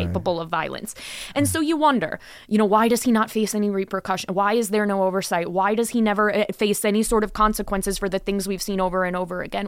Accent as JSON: {"language": "English", "region": "Wisconsin", "country": "United States", "tie": "born or raised there", "moved": "yes", "lives_now": "Las Vegas, United States", "said": "my home state of Wisconsin"}